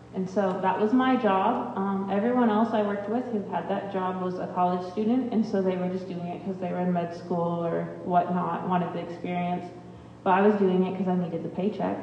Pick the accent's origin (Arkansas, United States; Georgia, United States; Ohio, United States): Ohio, United States; I'm from Ohio